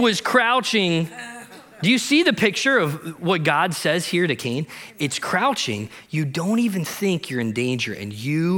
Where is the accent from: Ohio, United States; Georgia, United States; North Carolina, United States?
Ohio, United States; I grew up in Ohio, and I grew up in this little town of 200 people